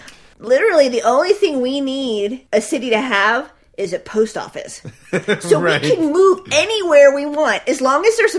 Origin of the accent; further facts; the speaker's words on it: Marion, Ohio, United States; now in Columbus, United States; I'm from Marion.